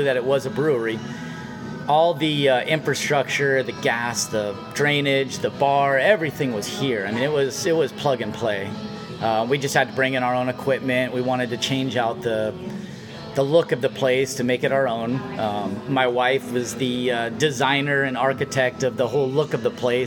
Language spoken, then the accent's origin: English; Vista, California, United States; also born or lived in San Diego / Chico; I keep saying born and raised in Vista, but I was born in San Diego. I was 2 weeks old when I moved to Vista.